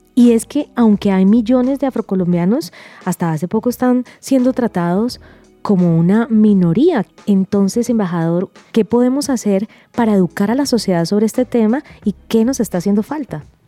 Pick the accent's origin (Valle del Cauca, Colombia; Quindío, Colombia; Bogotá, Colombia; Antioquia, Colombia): Valle del Cauca, Colombia; Cali; yo yo soy caleña